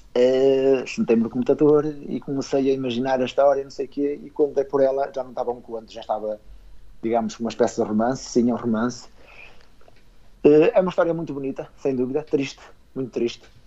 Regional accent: Esposende, Norte, Portugal; eu sou natural de Esposende, portanto, aqui na zona do Minho.

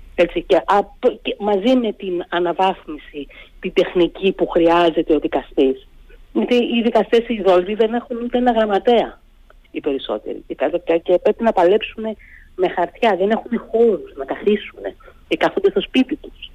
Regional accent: Greece

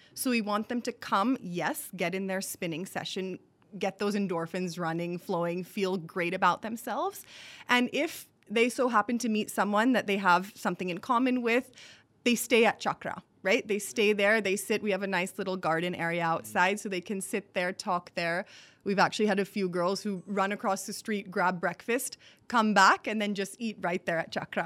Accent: Singapore; also born or lived in Boston / New York; now in India; I grew up in Singapore

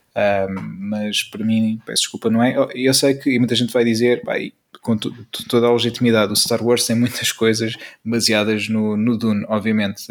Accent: Peniche, Centro, Portugal; sou natural, natural de, uh, de Peniche

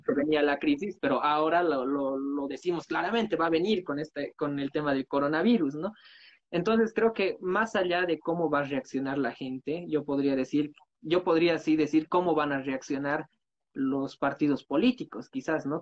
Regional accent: Bolivia; nosotros como bolivianos

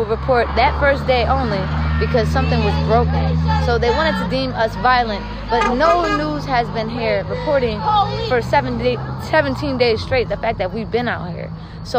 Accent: Waterbury, Connecticut, United States; also born or lived in Queens, New York; I'm from Waterbury. I was born in Queens, but I was raised in Connecticut

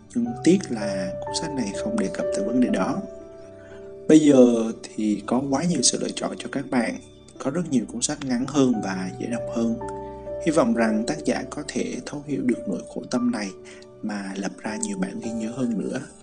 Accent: Central Highlands, Vietnam; accent: Central Highlands accent; giọng tây nguyên quê hương mình đó

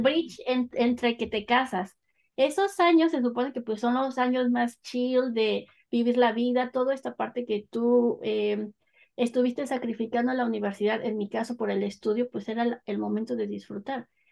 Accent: northern State of Mexico, Mexico; moved away as an adult; also born or lived in London, United Kingdom; now in Coventry, United Kingdom; yo soy del Estado de México, pero cuando digo Estado de México, del norte del Estado de México

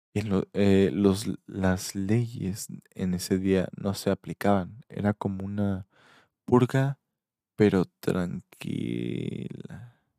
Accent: Mexico; yo soy mexicano

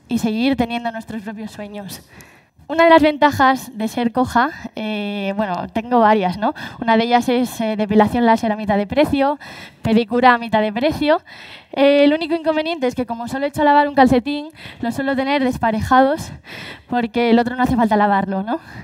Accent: Galicia, Spain; Así somos los gallegos

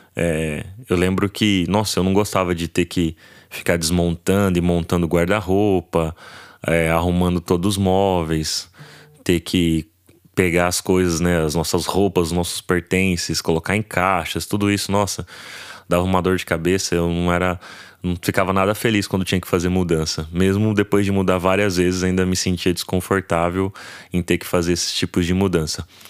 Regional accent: José Bonifácio, São Paulo, Brazil; eu sou aqui de José Bonifácio, interiorzão

